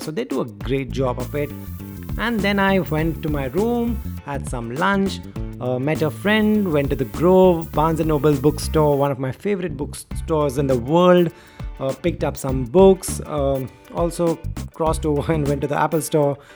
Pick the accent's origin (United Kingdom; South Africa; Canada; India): India; I was from India